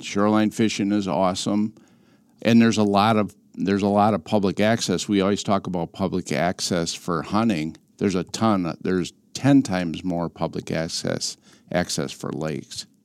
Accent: Wisconsin River, United States; I grew up on the Wisconsin River, two blocks off.

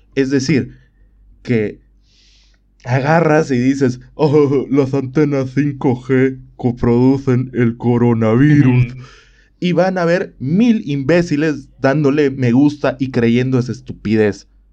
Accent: Bolivia; en mi país

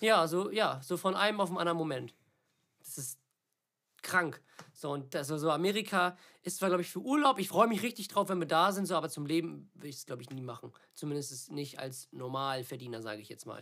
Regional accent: Germany; weil das mein Heimatland ist und ich hier alles habe

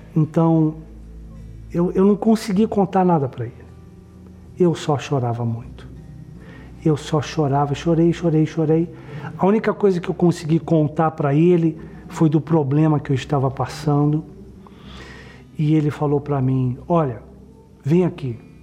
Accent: São Paulo, Brazil; eu nasci em São Paulo

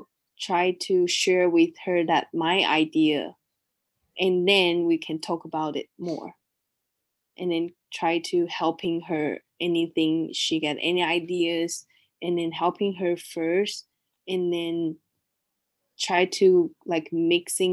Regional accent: Taiwan; also born or lived in Australia; I grew up in Taiwan

